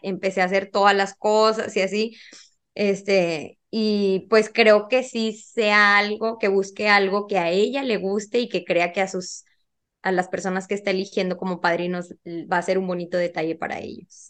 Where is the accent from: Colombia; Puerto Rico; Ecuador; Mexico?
Mexico; Monterrey, Nuevo León; soy de Monterrey, Nuevo León